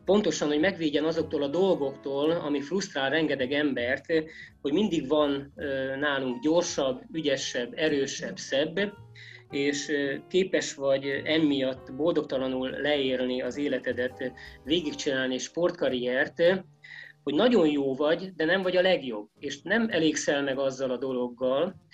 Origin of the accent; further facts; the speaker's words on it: Great Hungarian Plain, Hungary; ezek a hullámos terepek ugye kinyírtak, mint alföldi gyereket